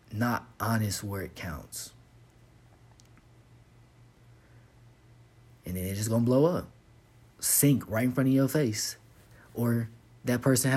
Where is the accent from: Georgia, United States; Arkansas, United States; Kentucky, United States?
Kentucky, United States; Fort Knox; moved away as an adult; I'm from Kentucky. I'm from the South. I grew up on Fort Knox.